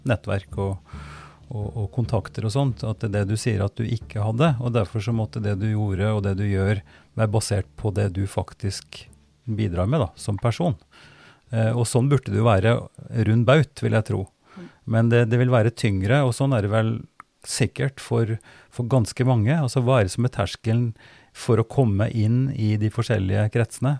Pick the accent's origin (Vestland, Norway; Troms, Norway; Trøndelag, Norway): Trøndelag, Norway; Oppdal; moved away as an adult; now in Drammen, Norway; Jeg for min del har jo oppveksten min og, og mange referanser i Oppdal. Der jeg vokste opp og, var barn